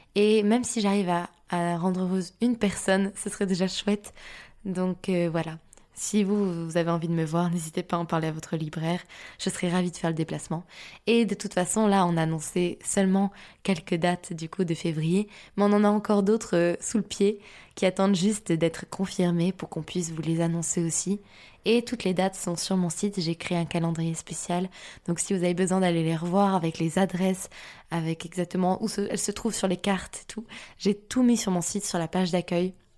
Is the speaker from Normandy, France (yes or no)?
no; Lille, Hauts-de-France, France; je suis lilloise